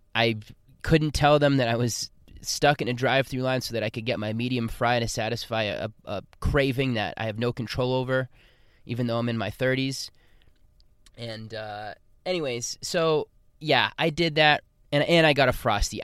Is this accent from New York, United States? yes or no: no; Boston, Massachusetts, United States; moved away; my hometown of Boston.